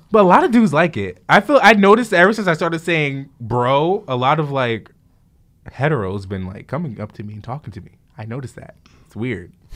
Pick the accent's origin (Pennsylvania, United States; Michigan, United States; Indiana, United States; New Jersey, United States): New Jersey, United States; Jersey City; Growing up in Jersey City